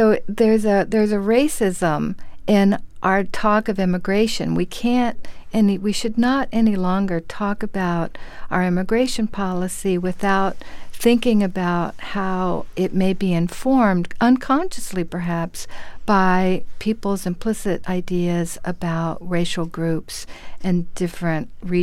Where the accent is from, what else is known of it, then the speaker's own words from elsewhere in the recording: Panama; now in New York, United States; I'm an immigrant from Panama, from Central America